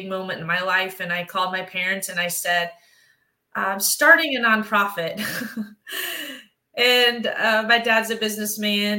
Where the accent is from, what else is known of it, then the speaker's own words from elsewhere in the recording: Memphis, Tennessee, United States; I was raised in Memphis, Tennessee